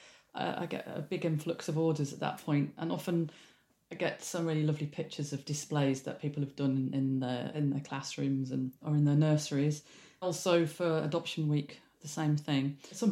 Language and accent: English; Leeds, Yorkshire and the Humber, United Kingdom; moved away; I'm from Leeds originally